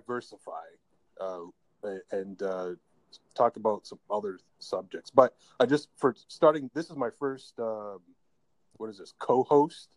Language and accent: English; Canada; also born or lived in Toronto area; I'm from Canada